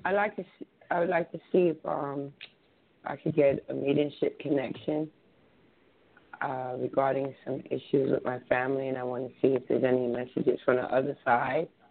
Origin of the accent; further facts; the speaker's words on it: England, United Kingdom; now in New Jersey, United States; Originally from England, but I live in, I live in New Jersey now.